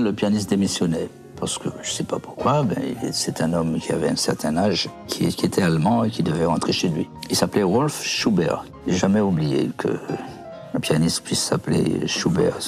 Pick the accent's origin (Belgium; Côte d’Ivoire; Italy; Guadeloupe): Guadeloupe; Pointe-à-Pitre; moved away as an adult; also born or lived in Montreal, Canada; now in Val-de-Marne, France; je suis venu de Guadeloupe